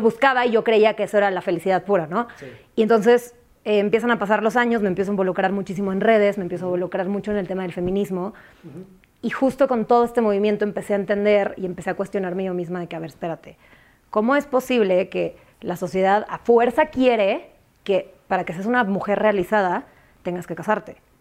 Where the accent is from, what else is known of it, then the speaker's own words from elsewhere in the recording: San Antonio, Texas, United States; moved away; also born or lived in Mexico City, Mexico; aunque soy del DF, crecí en San Antonio y estoy rodeada de mucha gente de provincia